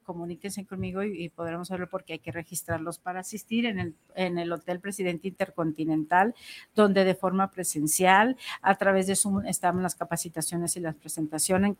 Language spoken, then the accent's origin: Spanish; Mexico; nosotros que lo tenemos aquí como mexicanos